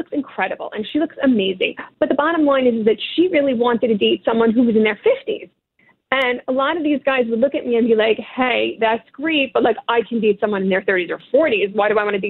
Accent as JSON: {"language": "English", "town": "New York City", "region": "New York", "country": "United States", "said": "as a New Yorker"}